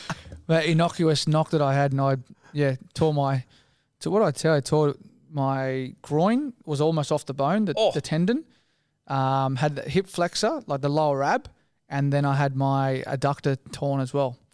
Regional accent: Sydney, New South Wales, Australia; also born or lived in Paddington, Sydney; I grew up in Matraville.

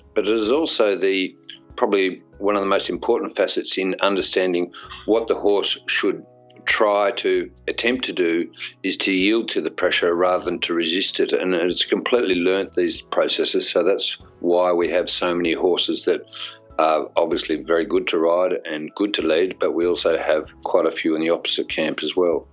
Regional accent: Australia; also born or lived in England; as an Australian

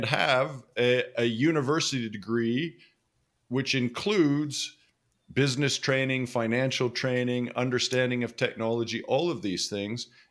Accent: Western Canada, Canada; I grew up in Western Canada and not on a farm

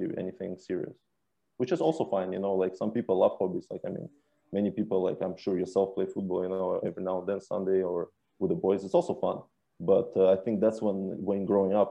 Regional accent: England, United Kingdom; moved away as an adult; now in Norway; growing up in England

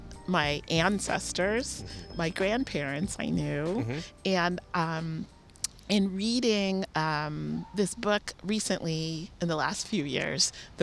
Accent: Washington, District of Columbia, United States; also born or lived in Detroit, Michigan; But we ended up moving when I was a child, and I grew up in the Washington, D.C. area.

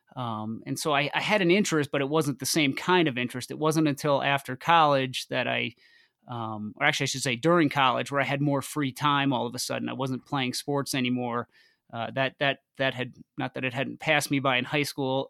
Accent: north of New York City, United States; moved away as an adult; now in Boulder, United States; I moved out to Boulder from from New York. Uh, I grew up just north of the city

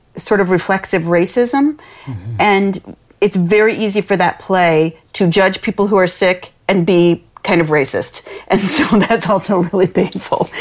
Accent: Lansing, Michigan, United States; this neighborhood that I grew up in in Lansing, Michigan

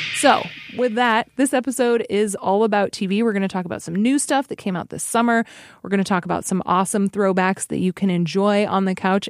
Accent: Alaska, United States; now in Chicago, United States; I grew up in Alaska

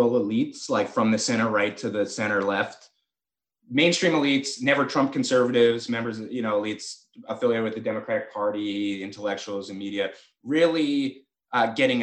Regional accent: San Francisco, California, United States; I'm from San Francisco, California. Like, I am the Bay Area hyphy movement Warriors fan

